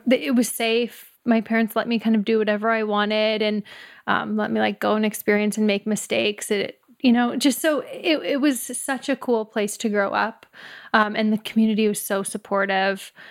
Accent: Humboldt, Saskatchewan, Canada; now in San Francisco Bay Area, United States; I grew up in Humboldt, Saskatchewan, Canada, so it's five thousand people, very small

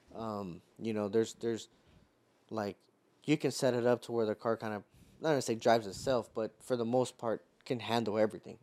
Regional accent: Houston, Texas, United States; being from Houston

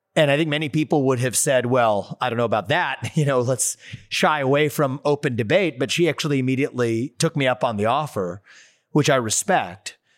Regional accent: Ohio, United States; just up north from Ohio, my home state

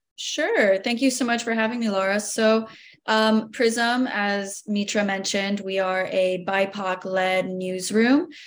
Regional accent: Miami, Florida, United States; proud Miamian, born and raised

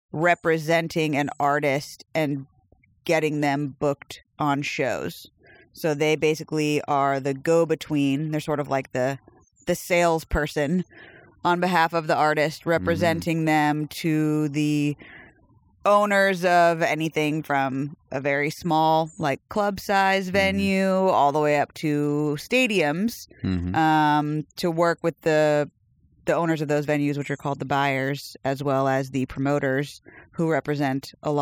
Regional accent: South Carolina, United States; also born or lived in Arizona / Massachusetts / New York; now in Tennessee, United States; No, I was in South Carolina. I was born in North Carolina.

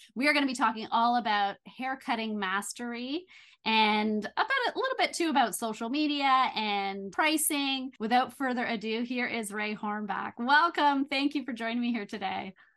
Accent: Belleville, Ontario, Canada; moved away as an adult; also born or lived in Toronto; I moved back to my hometown of Belleville

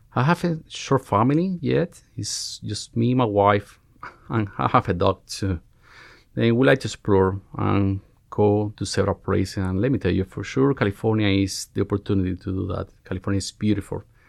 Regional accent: Cuba; moved away as an adult; now in United States; I'm Cuban. I was born, born and raised in Cuba, where I spent almost all my life.

